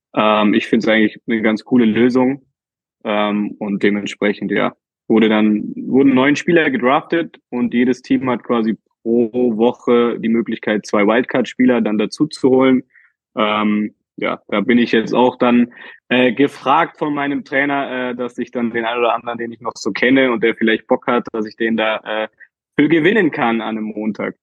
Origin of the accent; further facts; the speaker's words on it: Berlin, Germany; ich als äh, Berliner Junge